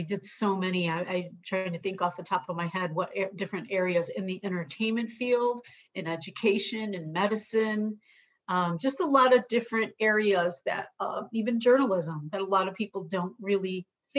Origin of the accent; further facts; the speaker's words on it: Chicago, Illinois, United States; now in San Diego, United States; I was born and raised in Chicago in a very urban, multicultural setting